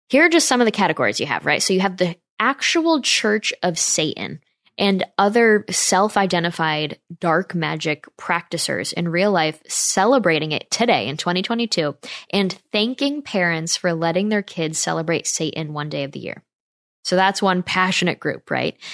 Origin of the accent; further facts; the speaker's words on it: Northeast, United States; moved away; I'm from the Northeast where, like, every neighborhood house is covered in, like, fake spider webs